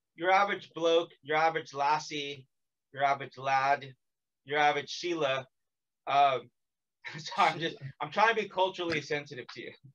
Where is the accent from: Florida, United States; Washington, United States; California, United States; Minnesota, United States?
California, United States; now in South Korea; I'm from California.